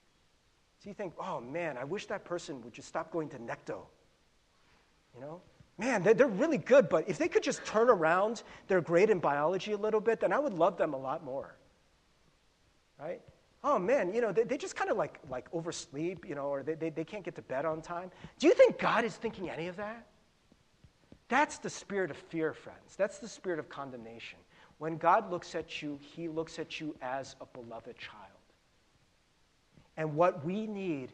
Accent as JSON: {"language": "English", "country": "United States", "tie": "born or raised there", "said": "growing up in America"}